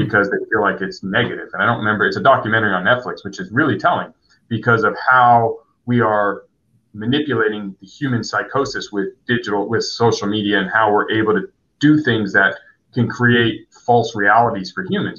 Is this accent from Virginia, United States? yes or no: no; San Diego, California, United States; I grew up here though, so this is home